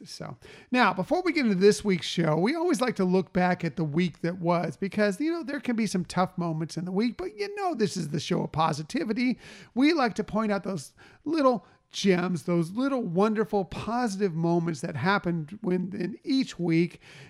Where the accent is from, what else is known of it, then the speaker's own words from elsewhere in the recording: San Diego, California, United States; Look, we're from San Diego.